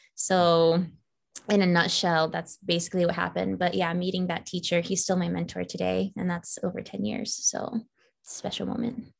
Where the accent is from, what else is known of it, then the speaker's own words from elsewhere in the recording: Falls Church, Virginia, United States; moved away as an adult; now in Los Angeles, United States; I grew up in Falls Church, Virginia. So that is in the DMV as they call it. That's DC, Maryland, Virginia. So the northern part of Virginia